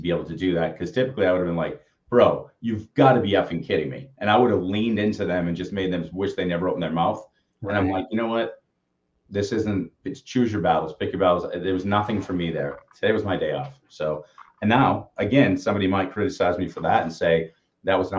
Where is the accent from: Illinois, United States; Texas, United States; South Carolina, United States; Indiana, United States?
Texas, United States; Austin; I'm from Austin